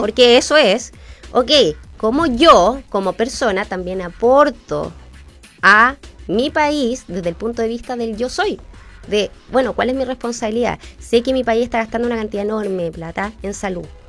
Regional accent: Chile; tenemos como chilenos

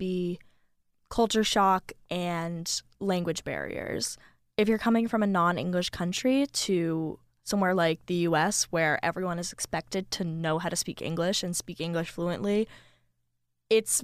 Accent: Northeast United States, United States; I grew up in the United States. I've always lived here. I've always actually lived in the Northeast region of the United States

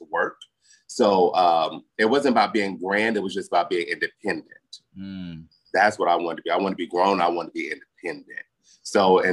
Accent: Las Vegas, Nevada, United States; accent: southern draw; I'm born and raised

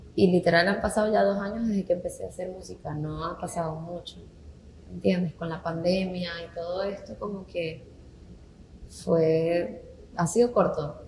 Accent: Venezuela; now in Puerto Rico; yo soy venezolana como tú y tengo cinco años acá

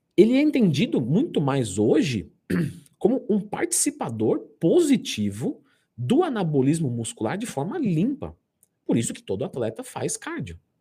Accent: São Paulo, Brazil; Eu sou de São Paulo

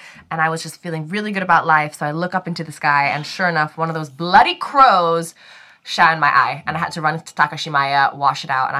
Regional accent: Singapore; So, growing up in Singapore

